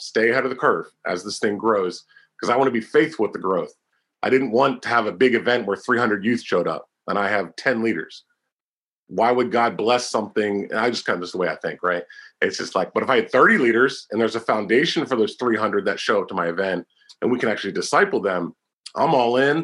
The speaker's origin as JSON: {"language": "English", "region": "Pennsylvania", "country": "United States", "tie": "born or raised there", "said": "2007 to 2009 in my home state, Pennsylvania"}